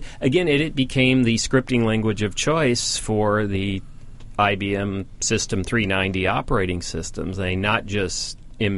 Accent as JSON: {"language": "English", "town": "Los Angeles", "region": "California", "country": "United States", "tie": "born or raised there", "moved": "yes", "said": "where I grew up back in the Los Angeles area"}